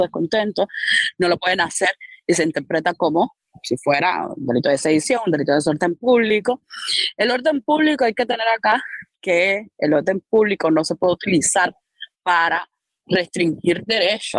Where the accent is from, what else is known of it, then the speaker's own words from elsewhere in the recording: Havana, Cuba; yo nací, me crié en Arroyo Naranjo